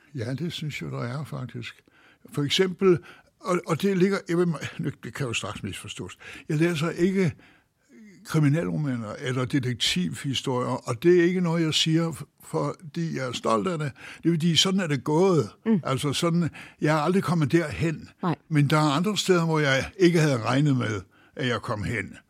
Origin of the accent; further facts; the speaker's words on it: Denmark; hjemme i Danmark